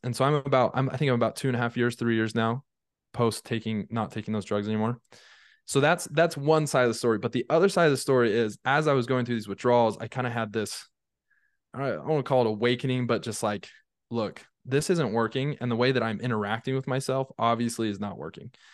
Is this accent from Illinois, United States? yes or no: no; Draper, Utah, United States; also born or lived in St. George, Utah; I grew up in Draper, Utah.